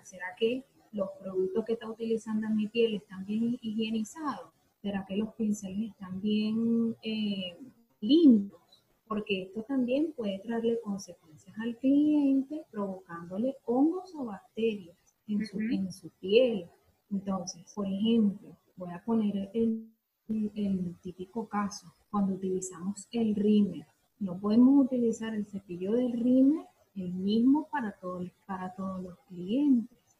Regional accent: Venezuela; moved away as an adult; now in Argentina; soy venezolana, sin embargo, en nuestro país no tuve la oportunidad

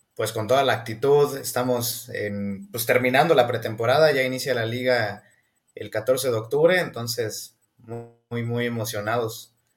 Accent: Hidalgo, Mexico

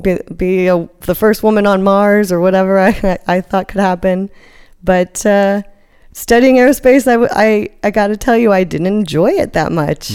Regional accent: South Africa; moved away; also born or lived in Cape Town, South Africa; I grew up partially, I was born in South Africa. So I spent a lot of years on the coasts there.

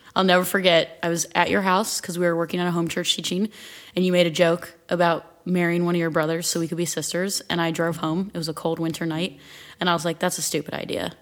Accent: Akron, Canal Fulton, and Stow, Ohio, United States; I grew up split between Akron, Canal Fulton, and Stowe

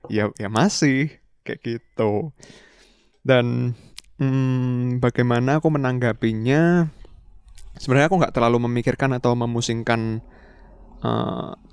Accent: Indonesia; iya karena kita dari Indo juga kita kenalnya ah. kalau dari tanaman ya tahu tempe kan bener

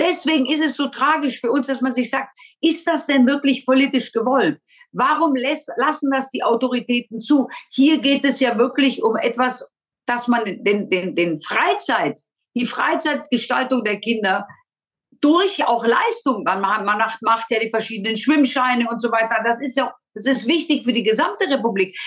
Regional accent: Germany; wir Deutschen

